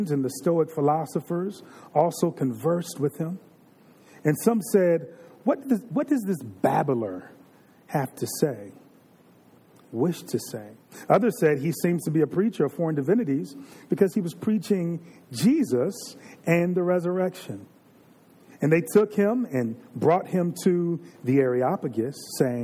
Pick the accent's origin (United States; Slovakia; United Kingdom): United States; Virginia; I'm from Virginia. You all know that. I can say the way that I grew up in the 80s and the 90s